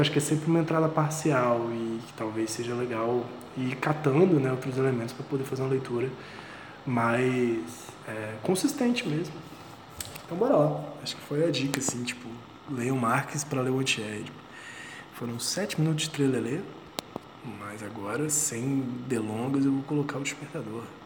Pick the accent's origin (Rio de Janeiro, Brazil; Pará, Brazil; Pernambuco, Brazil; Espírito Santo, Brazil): Espírito Santo, Brazil; Vitória; moved away; eu sou de Vitória, né? sou aqui de Vitória do Espírito Santo